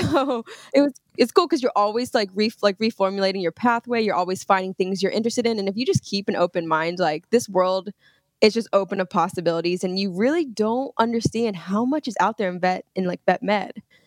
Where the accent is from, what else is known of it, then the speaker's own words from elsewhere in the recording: Brownsburg, Indiana, United States; I'm actually from Indiana. So I was raised in Brownsburg, Indiana, which is, uh, it's outside of Indianapolis